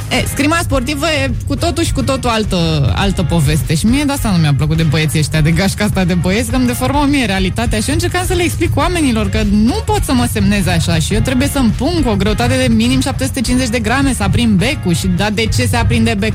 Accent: Bucharest, Romania; Fix de aici.

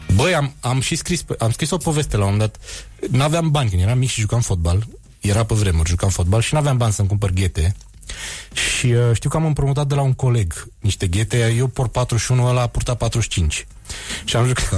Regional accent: Bistrița, Bistrița-Năsăud, Romania; moved away; Toți cei care au crescut în Bistrița

